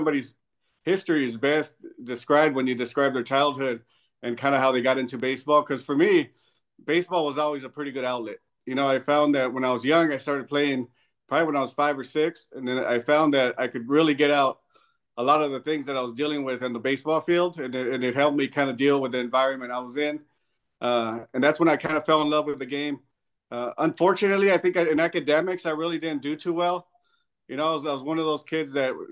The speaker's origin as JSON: {"language": "English", "region": "Southern California", "country": "United States", "moved": "as an adult", "said": "I'm coming from Southern California"}